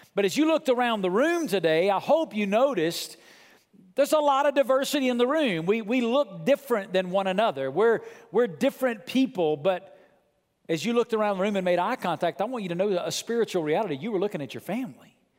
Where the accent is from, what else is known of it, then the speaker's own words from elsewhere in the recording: Muscle Shoals, Alabama, United States; moved away; I come from rural Southern Muscle Shoals, Alabama